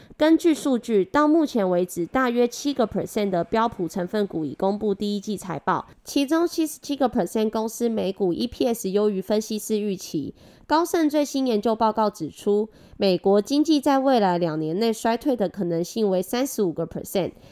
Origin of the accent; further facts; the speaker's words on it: Taiwan; accent: Taiwanese Mandarin; 我是台湾国语界最正的俏妞